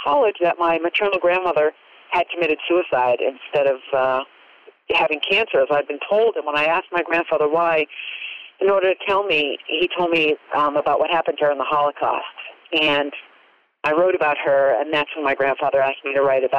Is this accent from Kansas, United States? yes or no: no; Cape Cod, Massachusetts, United States; I grew up on Cape Cod in Massachusetts